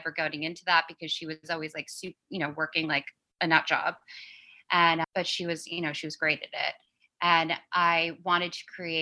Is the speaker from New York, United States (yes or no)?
yes; New York City, New York, United States; I grew up really fast in New York City